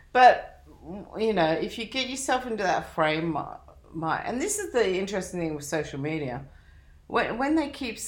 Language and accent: English; Australia; Yes, I'm Australian. I'm probably a convict.